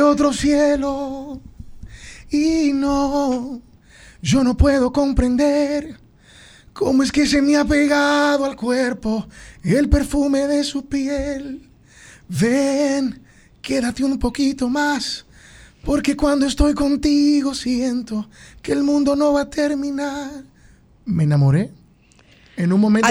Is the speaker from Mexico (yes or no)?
no; Tenares, Hermanas Mirabal, Dominican Republic; Yo soy de Tenares